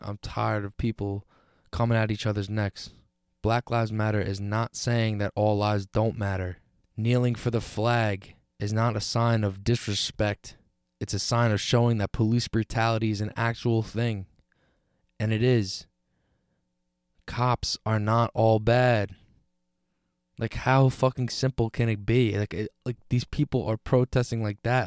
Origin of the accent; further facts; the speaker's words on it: United States; being an American